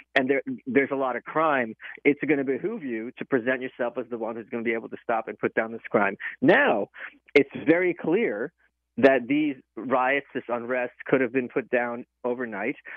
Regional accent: New York, United States; I'm a New Yorker

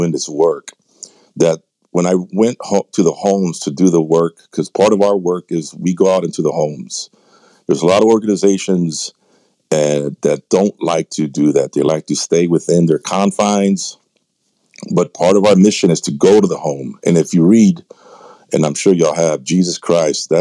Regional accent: San Antonio, Texas, United States; I'm from San Antonio, Texas

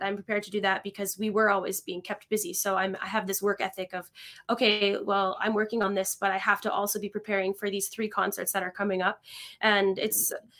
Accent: Niagara Falls, Ontario, Canada; moved away as an adult; also born or lived in Kitchener-Waterloo; now in Montreal, Canada; I grew up in Niagara Falls, uh, Canada. So I spent my whole childhood there

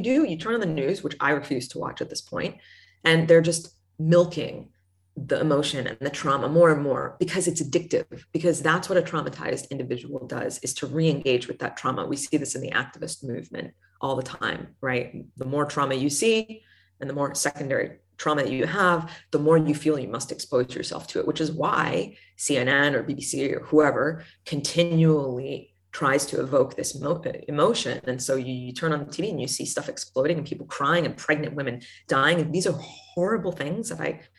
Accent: United States; accent: American; I'm American

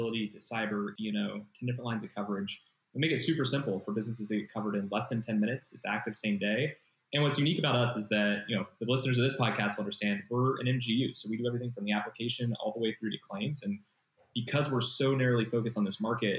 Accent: Columbus, Ohio, United States; moved away as an adult; now in California, United States; Transplant okay. from Columbus, Ohio

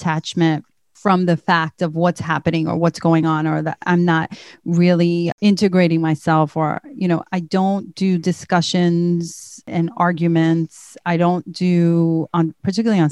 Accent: United States; I'm from the United States

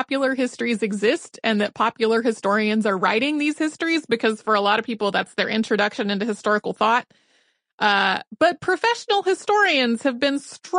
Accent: Scotland, United Kingdom; I am from the Lowlands of Scotland, and it looks like this.

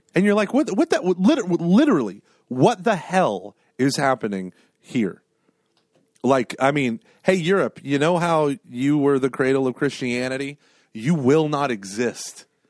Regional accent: Broken Arrow, Oklahoma, United States; I was a little kid growing up in Broken Arrow, Oklahoma.

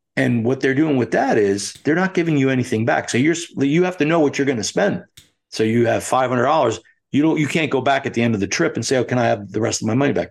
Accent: United States; As an American

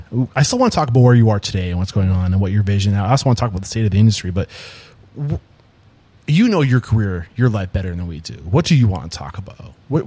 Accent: New Hampshire, United States; I grew up in New Hampshire, probably one of the most least diverse places.

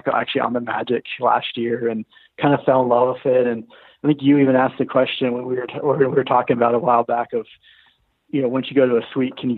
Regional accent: Texas, United States; moved away; I'm originally from Texas

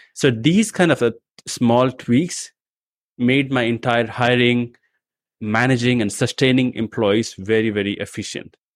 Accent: India; also born or lived in New Delhi; I come from India

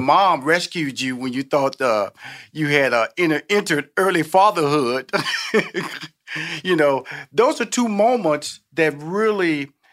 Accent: Houston, Texas, United States; I'm from Houston, Texas. I'm from the South.

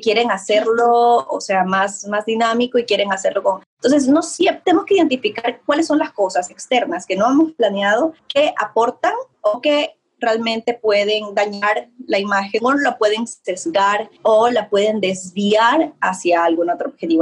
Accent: Ecuador; yo soy de Ecuador

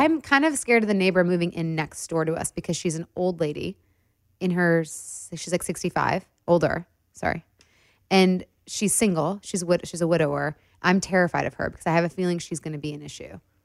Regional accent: Detroit, Michigan, United States; we're both from Detroit

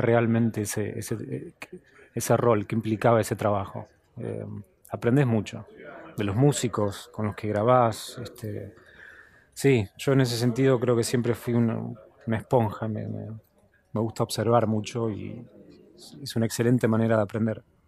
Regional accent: Buenos Aires, Argentina; moved away; also born or lived in United States; siempre es mi casa, obviamente. Eh, Buenos Aires es mi ciudad y tengo gran parte de mi familia acá

